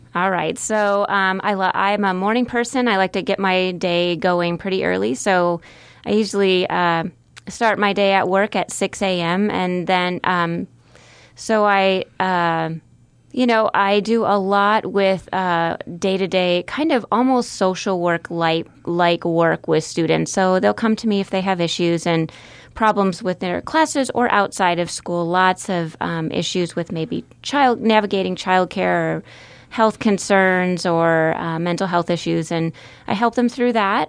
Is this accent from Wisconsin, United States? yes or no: yes; Marshfield, Wisconsin, United States; moved away as an adult; also born or lived in Minnesota; now in Omaha, United States; I grew up in central Wisconsin, n, in the small town of Marshfield, near Marshfield, Wisconsin